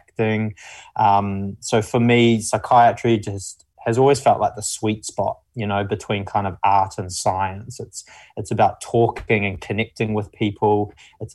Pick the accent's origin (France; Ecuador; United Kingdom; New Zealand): New Zealand; accent: mumbly; moved away; I'm initially from New Zealand. You can probably tell from the mumbly accent. So I'm from like a small farming town initially.